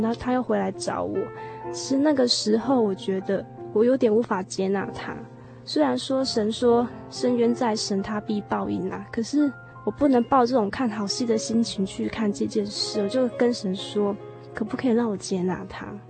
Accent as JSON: {"language": "Chinese", "region": "Pingtung County", "country": "Taiwan", "said": "我来自屏东。现在我是读文化大学的社会福利"}